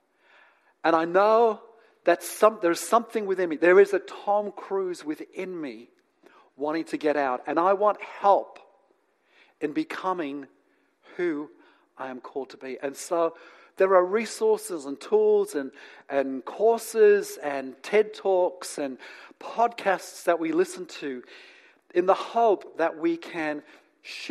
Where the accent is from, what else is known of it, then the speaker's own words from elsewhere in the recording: New Zealand; also born or lived in England; now in Australia; And then I grew up in New Zealand. And now I live in Australia.